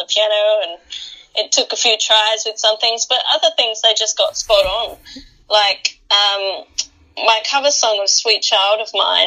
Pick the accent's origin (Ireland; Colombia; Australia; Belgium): Australia; Adelaide, South Australia; my hometown, Adelaide.